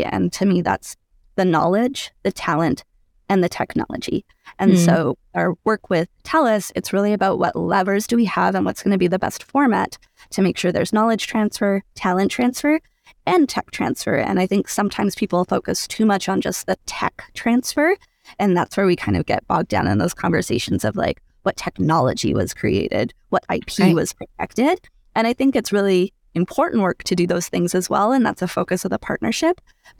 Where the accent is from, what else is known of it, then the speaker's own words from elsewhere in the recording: Edmonton, Alberta, Canada; So I was born and raised here in Edmonton. And I remember being in elementary school and going to the EdTel Museum off White Ave.